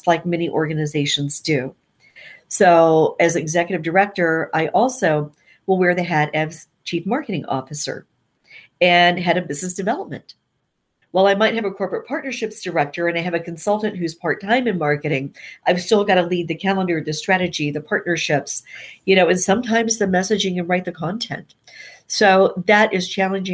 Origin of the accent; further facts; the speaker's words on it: Nashville, Tennessee, United States; moved away; I came back to my hometown of Nashville